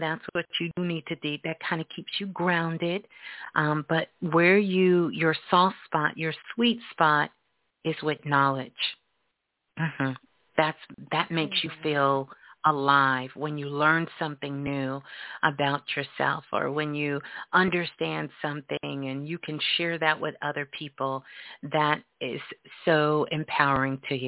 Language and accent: English; New York City, New York, United States; Brooklyn, Brooklyn, my hometown